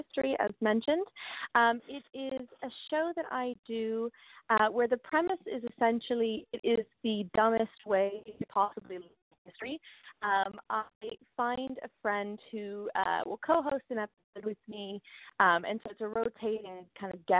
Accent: United States; moved away as an adult; also born or lived in London, United Kingdom; I grew up in America, obviously, for the first 18 years, and then I moved to London for university

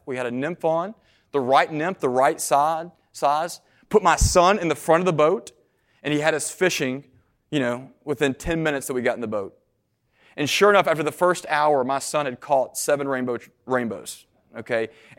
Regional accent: Nashville, Tennessee, United States; I grew up in Middle Tennessee in Nashville, went to school in East Tennessee.

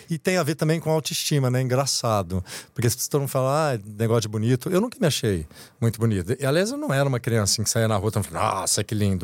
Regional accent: Brazil; moved away; eu nasci, eu sou, sou caipira lá do interior

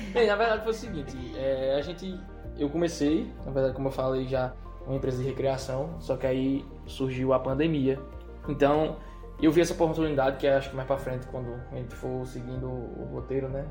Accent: Serra Talhada, Pernambuco, Brazil; also born or lived in São Paulo; sou nasci em São Paulo, mas me criei em Serra Talhada

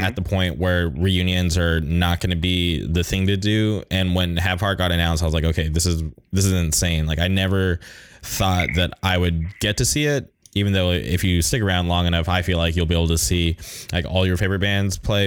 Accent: Indio, California, United States; now in Orange County, United States; I grew up in the Palm Springs area

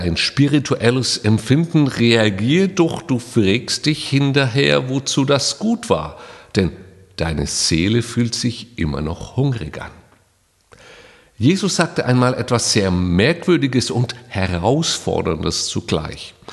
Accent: Saarland, Germany; Hier bei uns im Saarland gehört das Grillen zur Lebenskultur. Bei uns heißt das Schwenken.

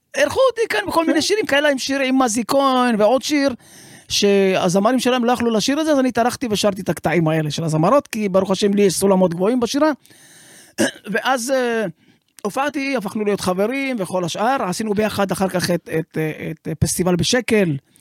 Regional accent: Sderot, Southern District, Israel; אני נולדתי בשדרות

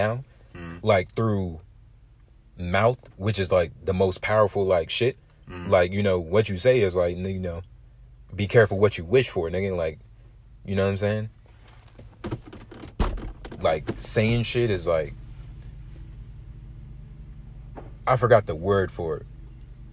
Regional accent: United States; I was born here

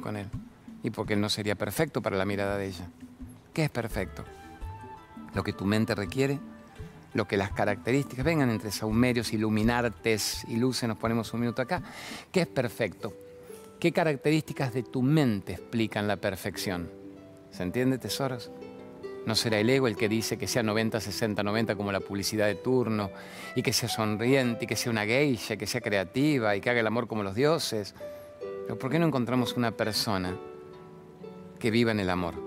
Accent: Venezuela; now in Argentina; soy venezolana

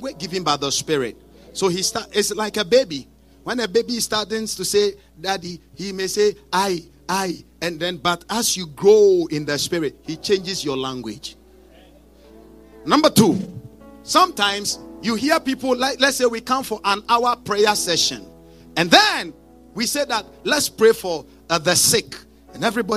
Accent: Ghana; moved away; originally I'm from Africa, okay? I come from a country in Africa called Ghana

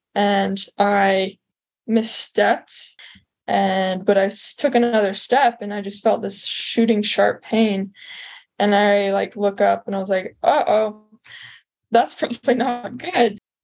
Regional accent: St. George, Utah, United States; also born or lived in Las Vegas, Nevada; I grew up in St. George, Utah, and Las Vegas, Nevada, kind of the like just down in the corner of like lower Utah.

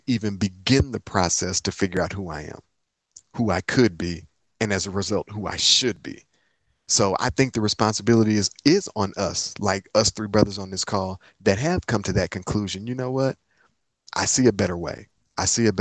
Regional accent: Inkster, Michigan, United States; moved away as an adult; also born or lived in Atlanta, Georgia; now in Nashville, United States; I'm from Inkster, Michigan. Inkster is a small city outside of Detroit.

